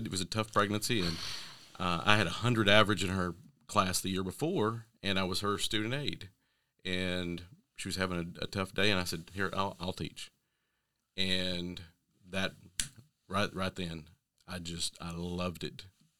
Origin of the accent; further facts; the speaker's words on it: Ashland City, Tennessee, United States; Ashland City, Tennessee.